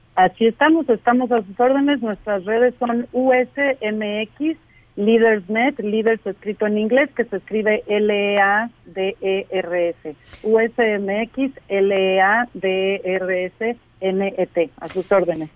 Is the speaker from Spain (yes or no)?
no; Mexico; moved away; mi país de origen, en México